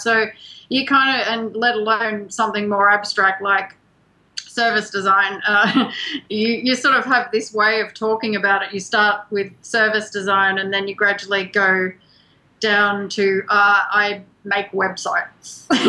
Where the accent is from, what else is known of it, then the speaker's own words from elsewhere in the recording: Australia; moved away; we're both from Australia